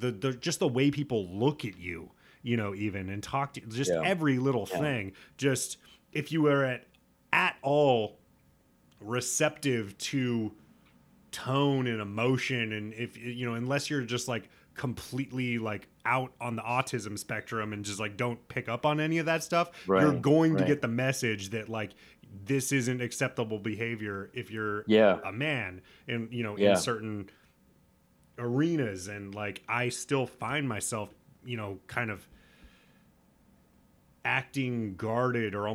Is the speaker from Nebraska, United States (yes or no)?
yes; Nebraska, United States; I'm from Nebraska, but like I was raised in, you know, like a, I wouldn't say hippie